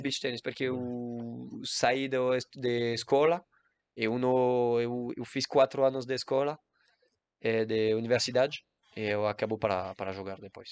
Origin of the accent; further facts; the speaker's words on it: Guadeloupe; Portuguese is a second language; moved away; eu nasci em Guadalupe, uma isla em Caribe, e eu joguei tênis